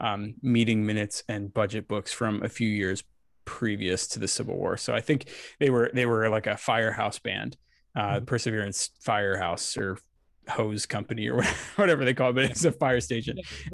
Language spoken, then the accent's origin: English; Lebanon, Pennsylvania, United States; the Perseverance band, the band that I grew up playing with in Lebanon